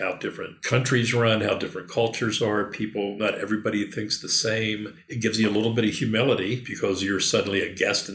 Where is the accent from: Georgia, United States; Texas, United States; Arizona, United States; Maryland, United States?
Maryland, United States; Western; moved away as an adult; also born or lived in Washington, D.C. metro area; I moved to Western Maryland, back to my hometown